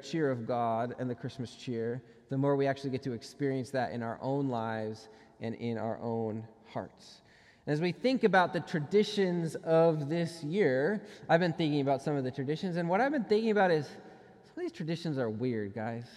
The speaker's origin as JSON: {"language": "English", "region": "Minnesota", "country": "United States", "tie": "born or raised there", "said": "I grew up in Minnesota"}